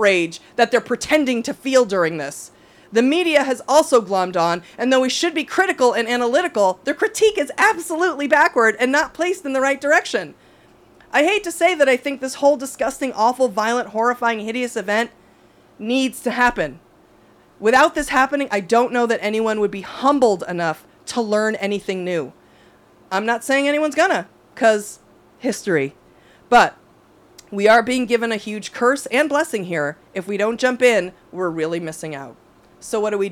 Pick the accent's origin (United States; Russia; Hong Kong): United States; as an American and a Democrat